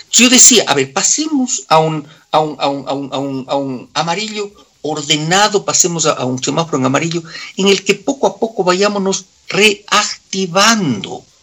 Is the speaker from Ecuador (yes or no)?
yes; Quito, Pichincha, Ecuador; Porque yo soy quiteño, mi querido amigo. Yo soy quiteño. Yo defiendo a mi ciudad.